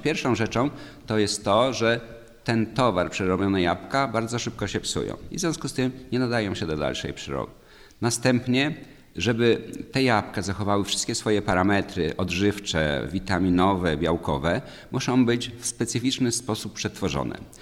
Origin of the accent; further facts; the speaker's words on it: Warka-Grójec area, Masovian Voivodeship, Poland; Urodziłem się i wychowałem w rejonie warecko-grójeckim, znanym jako największy sad na świecie